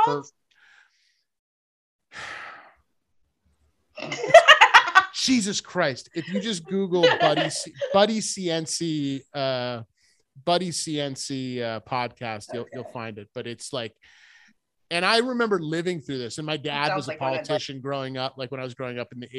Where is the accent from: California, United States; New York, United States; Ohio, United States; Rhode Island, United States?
Rhode Island, United States; moved away as an adult; now in Vermont, United States; I grew up in Rhode Island